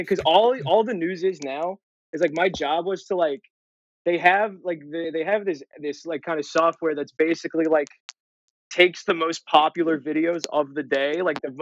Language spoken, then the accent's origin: English; Cincinnati, Ohio, United States; moved away as an adult; now in Los Angeles, United States; Born and raised, went to school out there